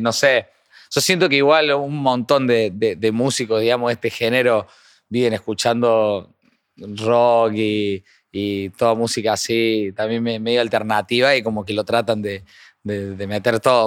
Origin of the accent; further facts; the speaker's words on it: Córdoba, Argentina; Yo creo que soy bastante cordobés